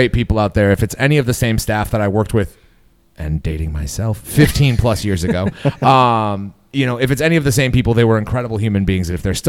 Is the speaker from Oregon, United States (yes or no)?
no; West Michigan, United States; I'm from West Michigan.